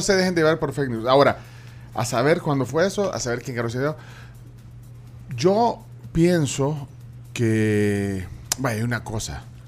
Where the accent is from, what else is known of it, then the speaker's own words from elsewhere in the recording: El Salvador; como salvadoreños, como tribuleños